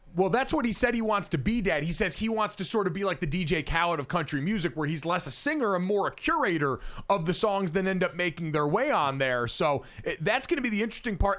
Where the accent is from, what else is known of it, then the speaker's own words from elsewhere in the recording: East Coast, United States; moved away as an adult; also born or lived in Midwest; I grew up in the East Coast